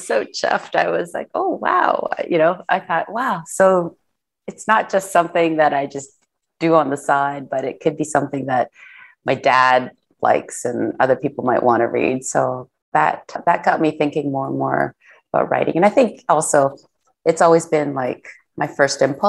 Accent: Canada; I was born in Canada, but my parents are of Korean background.

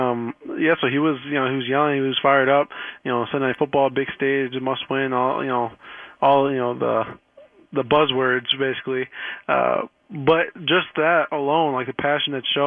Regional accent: Chicago, Illinois, United States; moved away as an adult; now in New York, United States; I'm from Chicago. I kind of grew up in a good era with the Cubs in 16

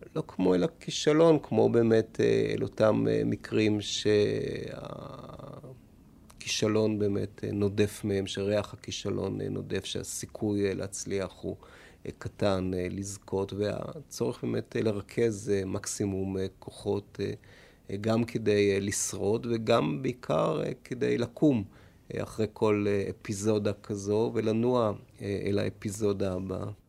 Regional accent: Tel Aviv, Tel Aviv District, Israel; או אני מפלורנטין, או מאיפה שנולדתי בדרום תל אביב

